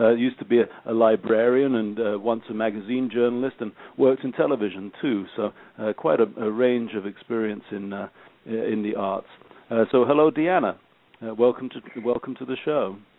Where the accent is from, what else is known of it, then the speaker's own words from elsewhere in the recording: England, United Kingdom; I'm English